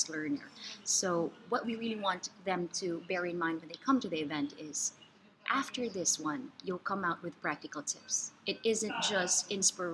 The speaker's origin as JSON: {"language": "English", "country": "Philippines", "moved": "yes", "said": "as a Filipino, we also want to support our fellow Filipinos"}